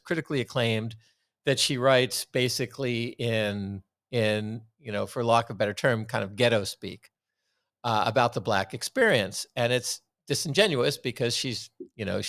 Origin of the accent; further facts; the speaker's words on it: Washington, District of Columbia, United States; now in Portland, United States; my hometown